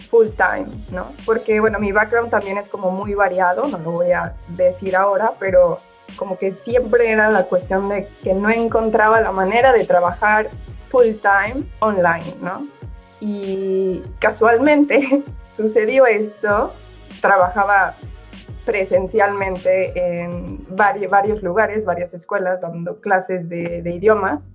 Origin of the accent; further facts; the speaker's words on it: Mexico; moved away as an adult; now in Italy; soy mexicana y llevo dos años en Italia